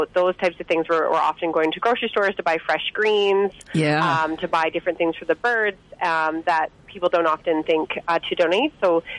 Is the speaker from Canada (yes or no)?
yes; Quesnel, British Columbia, Canada; I'm from Quinnell